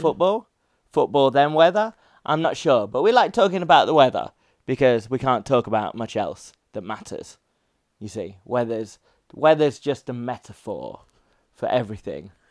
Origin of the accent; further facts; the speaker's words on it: Leicester, East Midlands, United Kingdom; now in Japan; I grew up in dark and dank Leicester